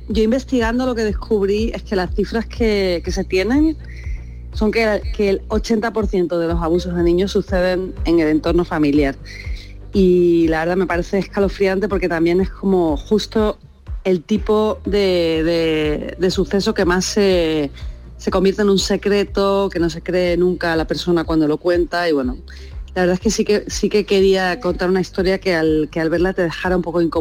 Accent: Seville, Andalusia, Spain; A ver, eh, claro, yo, soy de Sevilla y para mí era súper importante rodar el corto en Sevilla

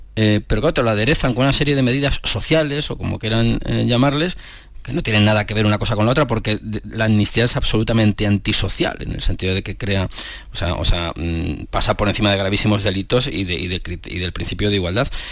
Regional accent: Cuenca, Castilla-La Mancha, Spain; yo que soy de Cuenca

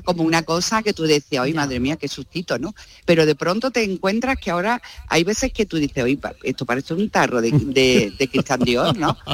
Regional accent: Málaga, Andalusia, Spain; yo tiro mucho para mi tierra

